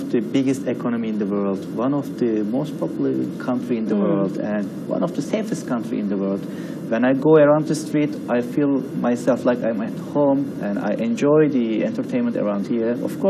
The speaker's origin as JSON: {"language": "English", "country": "Turkey", "said": "I'm coming from Turkey"}